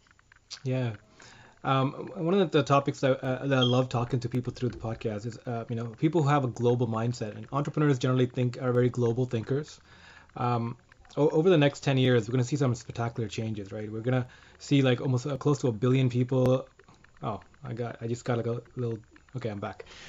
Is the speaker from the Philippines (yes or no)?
no; Canada; first language English; some of us in Canada can speak two because of French